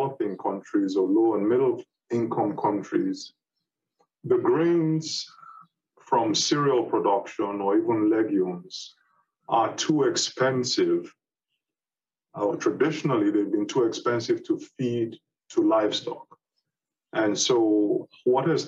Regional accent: Nigeria; moved away as an adult; also born or lived in United Kingdom; I'm a Nigerian originally

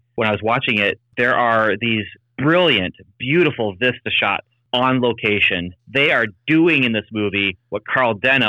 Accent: Canada; also born or lived in Indiana; I was born a Hoosier and then raised in Canada.

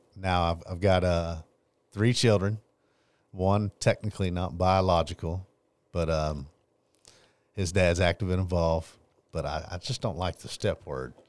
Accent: Longview, Texas, United States; I grew up here in Longview, Texas, born and raised

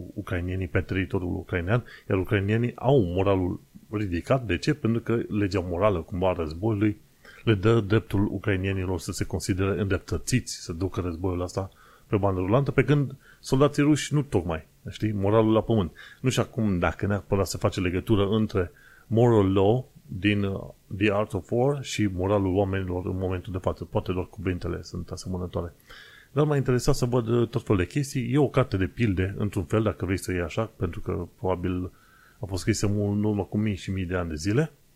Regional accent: Romania; now in United Kingdom; sunt singurul român din UK uh, care face podcast în modul clasic

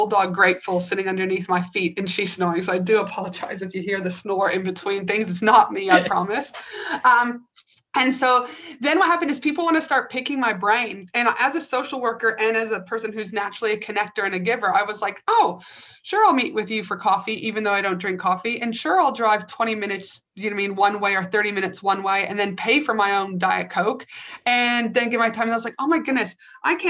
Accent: Canada; moved away as an adult; also born or lived in Albuquerque, New Mexico, United States / North Carolina, United States / Tasmania, Australia; now in Queensland, Australia; I'm originally from Canada

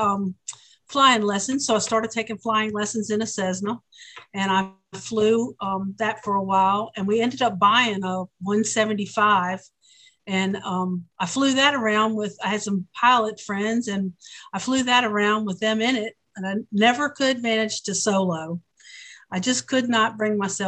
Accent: United States; also born or lived in Baltimore, Maryland / Pennsylvania / West Virginia; I was born in Baltimore, Maryland, and I grew up in Pennsylvania and West Virginia.

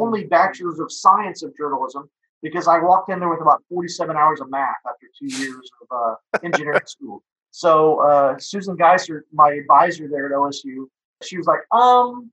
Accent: Stillwater, Oklahoma, United States; So I graduated Stillwater High School. My dad worked in the engineering department. My mom worked at Central Mailing there on campus.

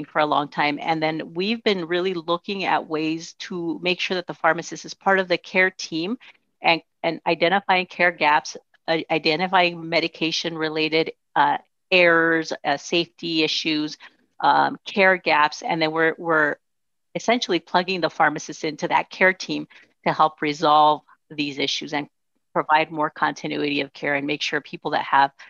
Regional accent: Nogales, Arizona, United States; first language Spanish; English is a second language; I was growing up in Nogales, Arizona, which is right on the border

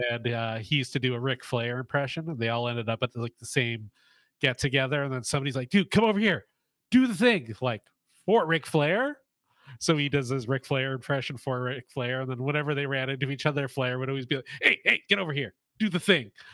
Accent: Winnipeg, Manitoba, Canada; I'm from Winnipeg

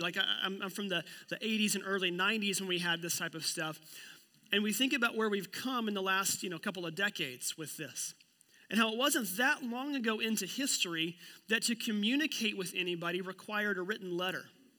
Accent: Oklahoma, United States; moved away; I'm from Oklahoma

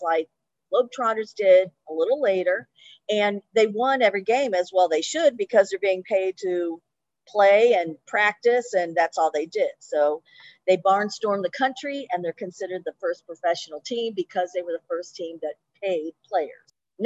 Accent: Cleveland, Ohio, United States; now in Cincinnati, United States; I'm from Cleveland originally

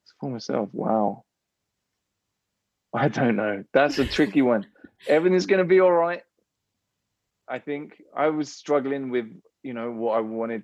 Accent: England, United Kingdom; I am stereotypically English

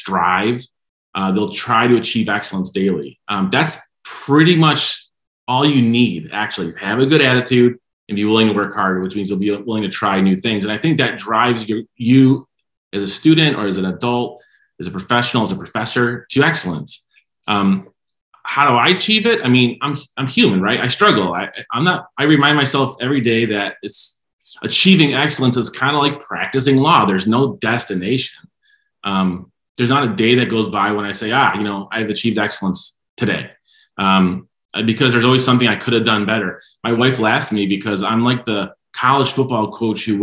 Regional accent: Michigan, United States; I'm from Michigan

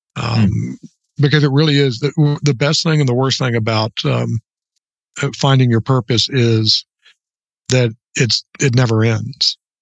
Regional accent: Orlando, Florida, United States; now in Northeast Louisiana, United States; I grew up in Orlando

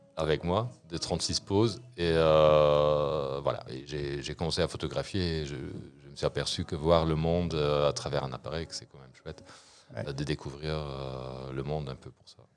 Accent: Luxembourg; also born or lived in Brussels; en tant que bon luxembourgeois

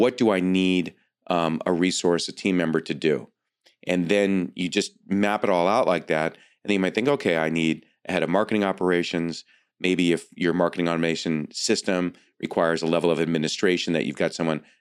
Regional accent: Long Island, New York, United States; now in California, United States; I grew up on Long Island myself

